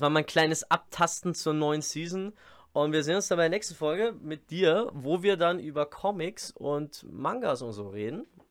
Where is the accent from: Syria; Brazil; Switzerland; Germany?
Germany; Bavaria; accent: Bavarian dialect; ich rede normal Dialekt